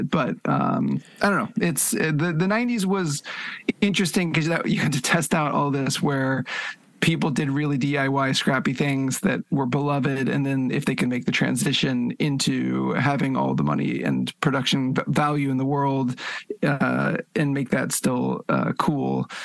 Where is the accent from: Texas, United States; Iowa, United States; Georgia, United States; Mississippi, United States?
Mississippi, United States; Oxford; also born or lived in Norman, Oklahoma; now in Tokyo, Japan; I, was born in Oklahoma because my dad was at the university there, so I was in Norman, mm. and then we moved to Oxford, Mississippi